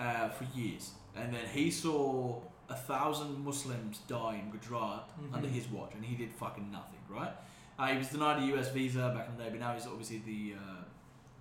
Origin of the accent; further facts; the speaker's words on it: Australia; where I grew up in Australia